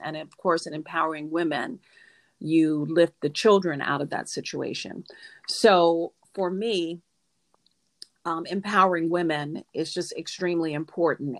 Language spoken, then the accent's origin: English; Norfolk, Virginia, United States; also born or lived in Dallas, Texas / Houston, Texas; now in Fort Lauderdale, United States; I was born in Norfolk, Virginia